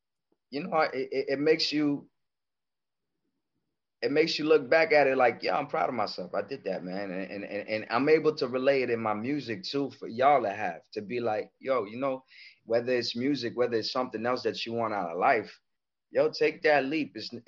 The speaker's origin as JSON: {"language": "English", "country": "Comoros", "also_born_or_lived": "Paris, France", "second_language": "English", "said": "I was born in Paris, France. I'm originally from Comoros Island in East Africa."}